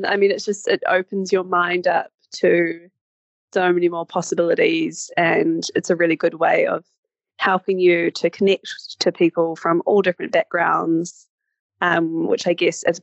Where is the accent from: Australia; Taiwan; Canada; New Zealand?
New Zealand; moved away as an adult; I'm currently based in New Zealand. I'm from New Zealand